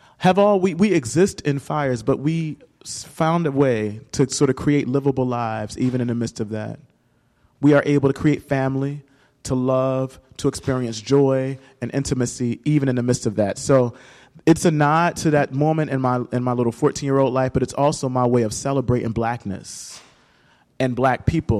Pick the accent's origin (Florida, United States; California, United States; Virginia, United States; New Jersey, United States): New Jersey, United States; Camden; I grew up in Camden, New Jersey, not too far from here